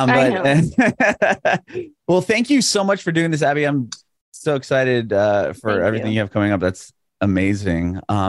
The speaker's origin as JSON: {"language": "English", "town": "San Diego", "region": "California", "country": "United States", "moved": "yes", "lives_now": "Nashville, United States", "said": "I'm originally from San Diego, but I live in Nashville now too."}